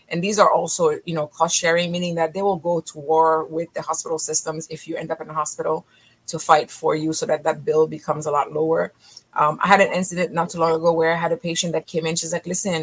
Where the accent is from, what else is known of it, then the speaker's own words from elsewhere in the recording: Haiti; moved away; also born or lived in Israel; I'm originally from Haiti